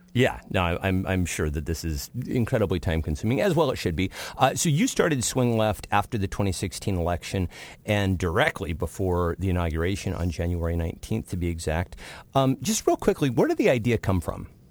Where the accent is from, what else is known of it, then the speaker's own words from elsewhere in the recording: Washington, United States; Washington State, my home state, uh, for which you have just included the 8th District, which happens to be my home district.